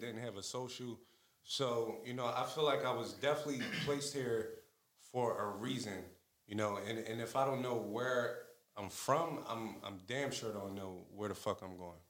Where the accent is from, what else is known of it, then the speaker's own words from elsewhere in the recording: Philadelphia, Pennsylvania, United States; also born or lived in Chester, Pennsylvania; I grew up in the Abbotsford Projects in North